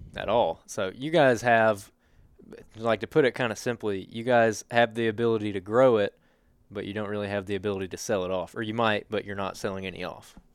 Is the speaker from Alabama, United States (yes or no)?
yes; Helena, Alabama, United States; I grew up in Helena